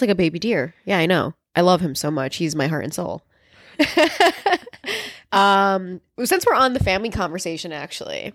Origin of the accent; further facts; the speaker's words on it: Chicago, Illinois, United States; also born or lived in El Paso, Texas; here when I was, like, maybe four, four years old, something like that, and I've been in Chicago since then